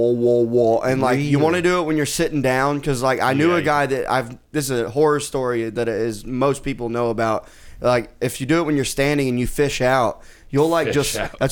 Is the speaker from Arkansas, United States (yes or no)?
yes; Arkansas, United States; moved away as an adult; also born or lived in Boston; now in Austin, United States; I lived in Boston for 8 years, so I like claiming that instead of Arkansas.